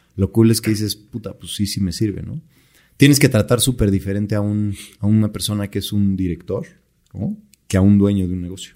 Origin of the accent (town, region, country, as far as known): Mexico